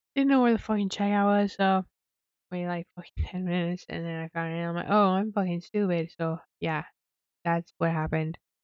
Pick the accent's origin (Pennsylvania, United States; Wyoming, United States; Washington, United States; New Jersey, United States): Wyoming, United States; moved away; I'm from Wyoming.